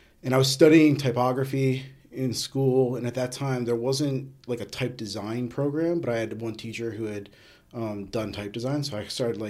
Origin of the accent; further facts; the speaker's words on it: New Jersey, United States; now in New York, United States; Originally, I grew up in New Jersey, moved to New York in 1997